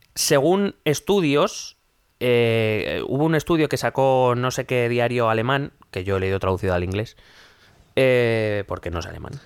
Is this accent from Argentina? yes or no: no; Spain; nosotros como españoles